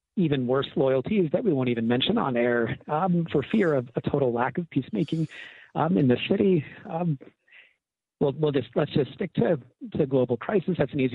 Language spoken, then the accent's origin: English; New England, United States; I'm from New England, naturally